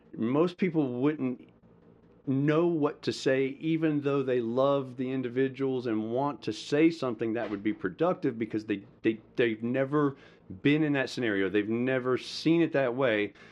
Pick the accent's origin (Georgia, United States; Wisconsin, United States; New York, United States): Georgia, United States; Madison County; also born or lived in Hollywood, Florida / Slidell, Louisiana; we moved here when I was in seventh grade. So from seventh grade to, you know, graduating, I was here in Madison County, which is a rural place in the state of Georgia, and that's where I say I actually grew up